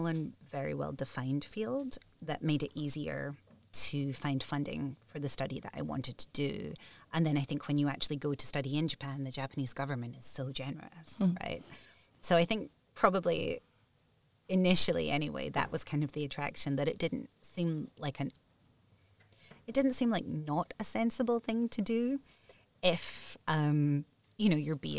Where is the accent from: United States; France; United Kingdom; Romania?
United Kingdom; Scotland; I grew up in Scotland